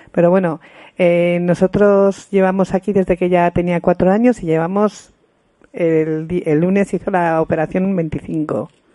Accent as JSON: {"language": "Spanish", "town": "Pamplona", "region": "Navarre", "country": "Spain", "said": "somos de Pamplona"}